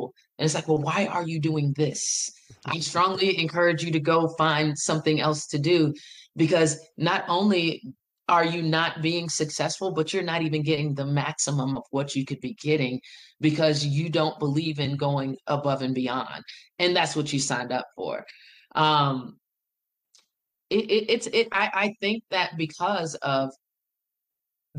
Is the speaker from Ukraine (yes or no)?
no; Farmville, Virginia, United States; moved away as an adult; now in Greensboro, United States; I am from Farmville, Virginia. Farmville is in the heart of Virginia. It's in Prince Edward County